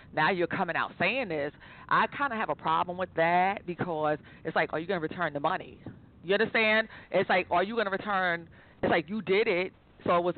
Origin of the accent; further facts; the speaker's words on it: New York City, New York, United States; I'm originally from Staten Island